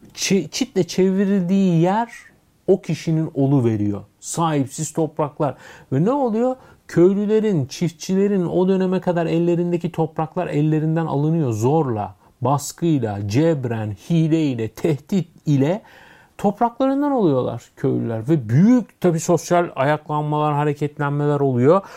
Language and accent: Turkish; Istanbul, Turkey; also born or lived in Nişantaşı, Istanbul; Ben İstanbul'da doğdum büyüdüm. E, Yeşilköylüyüm